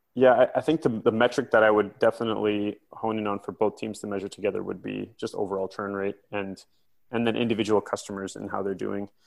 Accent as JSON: {"language": "English", "area": "near Silicon Valley", "region": "California", "country": "United States", "tie": "born or raised there", "also_born_or_lived": "Vancouver, Canada", "moved": "yes", "lives_now": "London, United Kingdom", "said": "I grew up in, in California, I grew up near Silicon Valley, and I then spent the last 10 years in Vancouver, Canada"}